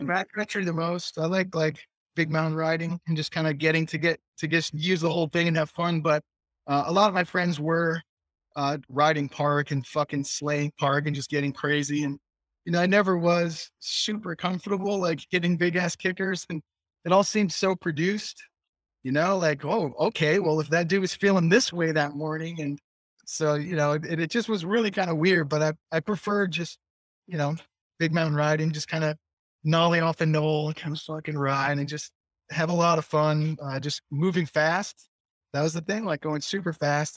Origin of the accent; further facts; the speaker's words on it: Taunton, Massachusetts, United States; also born or lived in Newton, Massachusetts / Fall River, Massachusetts; I was born in Taunton